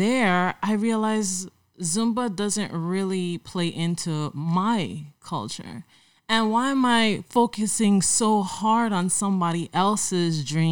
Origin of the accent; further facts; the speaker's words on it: St. Croix, U.S. Virgin Islands; I'm from St. Croix, the U.S. Virgin Islands. V.I. for life